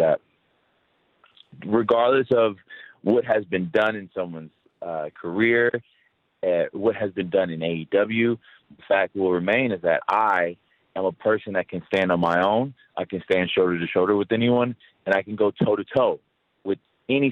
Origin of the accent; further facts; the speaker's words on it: United States; especially as an American